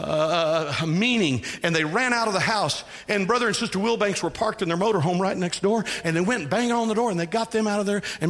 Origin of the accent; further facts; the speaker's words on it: Texas, United States; I was raised in Texas